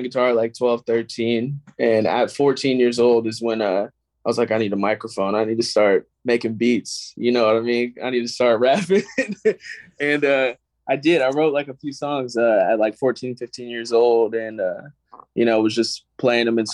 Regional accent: Washington, United States; moved away as an adult; now in Los Angeles, United States; I'm from Washington State

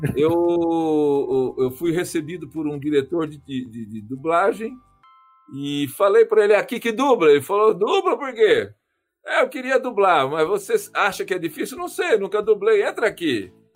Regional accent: Marília, São Paulo, Brazil; moved away; sou de Marília, né? Se vocês não conhecem, interior do estado de São Paulo

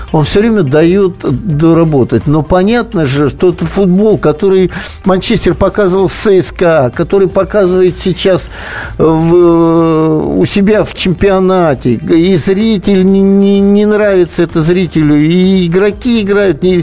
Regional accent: Tula, Tula Oblast, Russia; Я сам туляк, э, вырос в Туле

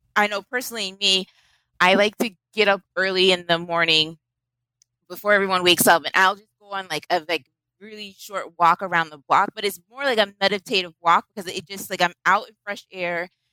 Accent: Boston, Massachusetts, United States; Boston. I grew up in Roxbury.

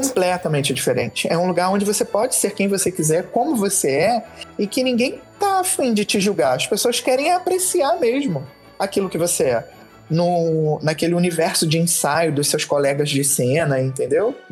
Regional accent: Nova Iguaçu, Rio de Janeiro, Brazil; eu sou de Nova Iguaçu, o Rio Nova Iguaçu, Baixada Fluminense, Rio de Janeiro. Nascida e criada na periferia

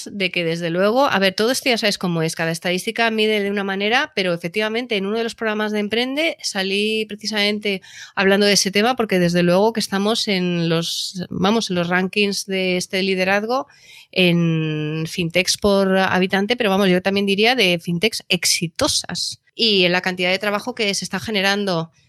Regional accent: Valladolid, Castile and León, Spain; Yo soy nacida en Valladolid.

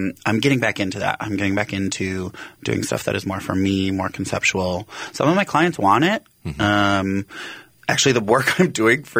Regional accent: Ridgeland, Wisconsin, United States; Originally Ridgeland, Wisconsin, which is a town of 260 people

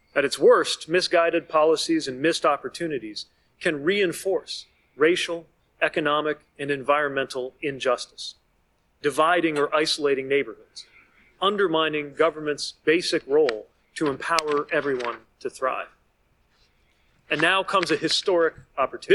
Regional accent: South Bend, Indiana, United States; My hometown, South Bend, Indiana

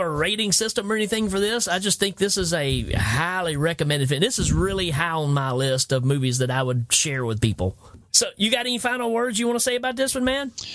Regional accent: Tennessee, United States; I told him Tennessee.

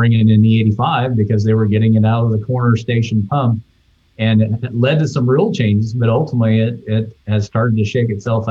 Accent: the South, United States; as a Southerner

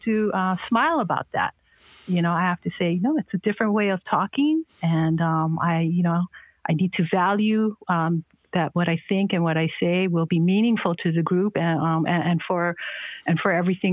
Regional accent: Honolulu, Hawaii, United States; also born or lived in Kauai; I was born and raised on Oahu in Kaimuki.

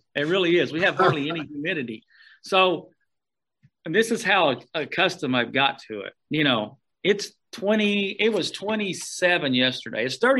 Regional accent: northeast Oklahoma, United States; moved away as an adult; also born or lived in Arkansas; now in Alaska, United States; and had me in Arkansas. But I grew up in Oklahoma, northeast Oklahoma. Grew up on the farm, grew up on the ranch, was around livestock all my life, and I grew up there and went to school at Oklahoma State and got a degree in agriculture

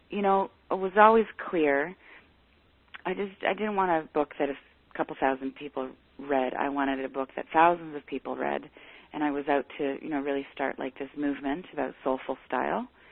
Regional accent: Canada; I'm Canadian

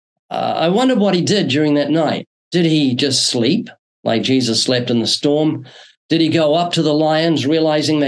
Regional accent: New Zealand; moved away as an adult; now in Southern California, United States; Yeah, I'm originally from New Zealand. I was born there twice, still got a slight accent, came to the U.S. in 1989

